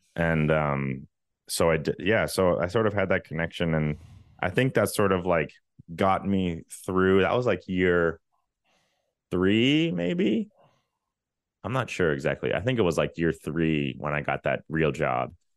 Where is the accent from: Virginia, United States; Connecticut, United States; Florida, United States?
Virginia, United States; moved away as an adult; also born or lived in Richmond; now in Los Angeles, United States; I'm from Virginia.